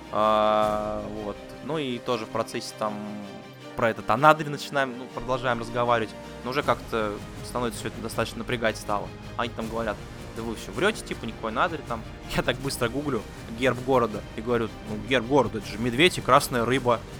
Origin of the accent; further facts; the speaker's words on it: Anadyr, Chukotka Autonomous Okrug, Russia; Мы им говорим, ну мы из Анадыря приехали. А, вот, да, город такой есть.